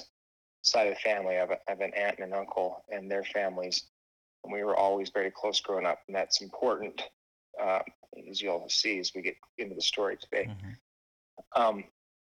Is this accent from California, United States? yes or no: no; Utah, United States; also born or lived in Salt Lake City, Utah / Ferron, Utah; I am originally from Utah. Been lived in Utah my whole life. Lived in Salt Lake City, and then growing up through my elementary school, high school year, or junior high school years, and then partially through in a little tiny town called Farron, about 3.5 hours southeast of Salt Lake City.